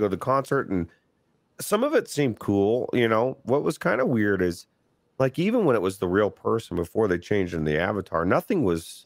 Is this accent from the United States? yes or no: yes; United States; me as an American in the United States